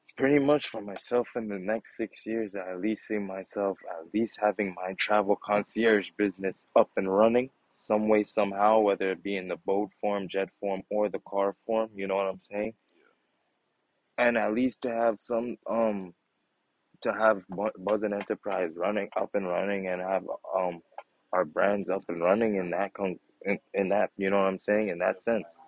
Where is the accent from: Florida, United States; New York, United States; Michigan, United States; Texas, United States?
New York, United States; New York City; young black men from Brooklyn